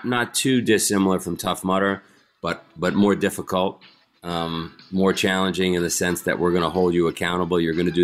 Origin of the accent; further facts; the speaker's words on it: New York City, New York, United States; I grew up in Queens, New York